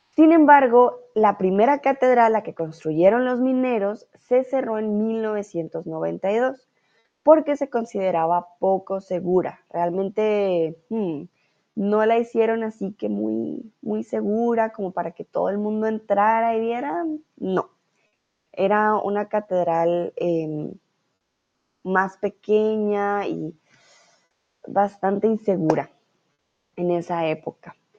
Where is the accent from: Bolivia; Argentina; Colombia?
Colombia; Bogotá; Yo soy de Bogotá